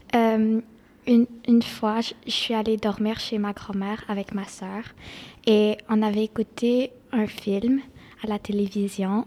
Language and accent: French; Quebec, Canada; je suis née au Québec. Je parle deux langues et je vis à Dédéo